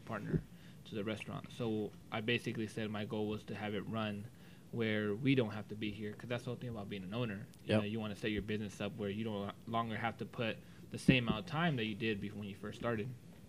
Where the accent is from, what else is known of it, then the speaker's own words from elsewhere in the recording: Whittier, California, United States; I was born and raised in Whittier